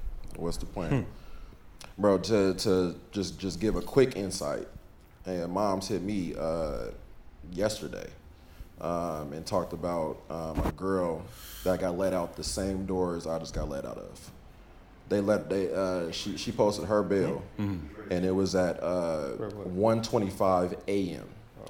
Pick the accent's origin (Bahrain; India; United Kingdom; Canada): India; being like growing up in India, where it's a large